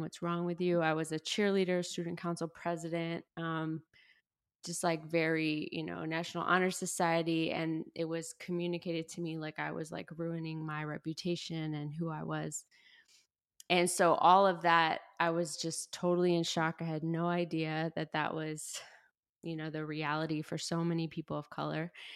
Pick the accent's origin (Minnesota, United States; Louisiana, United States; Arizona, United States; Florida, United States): Florida, United States; the Panhandle of; moved away; also born or lived in Chicago; I grew up in the South, um, and what I like to refer to as the Redneck Riviera, the Panhandle of Florida